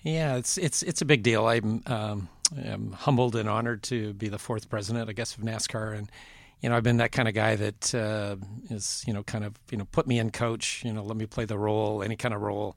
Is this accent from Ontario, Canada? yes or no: no; Vancouver, British Columbia, Canada; moved away; I grew up in Western Canada in Vancouver